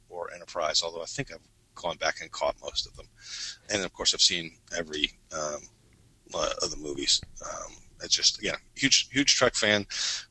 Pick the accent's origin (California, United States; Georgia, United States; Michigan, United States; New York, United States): Michigan, United States; Detroit; I grew up in Detroit too, or around Detroit, Michigan, in this period too